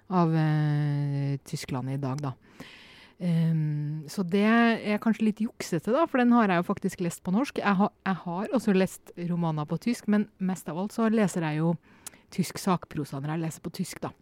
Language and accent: Norwegian; Norway; also born or lived in Poland; hjemme i Norge